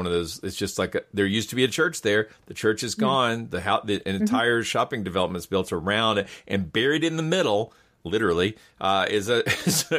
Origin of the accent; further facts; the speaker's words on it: North Georgia, United States; I'm in North Georgia, sort of North Central Georgia